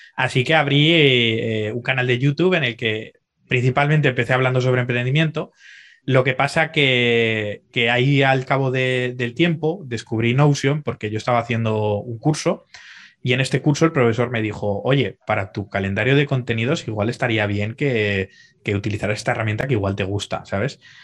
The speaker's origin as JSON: {"language": "Spanish", "town": "Zaragoza", "region": "Aragon", "country": "Spain", "moved": "as an adult", "lives_now": "Dubai, United Arab Emirates", "said": "soy un chaval de Zaragoza, aunque ahora actualmente estoy viviendo en Dubái"}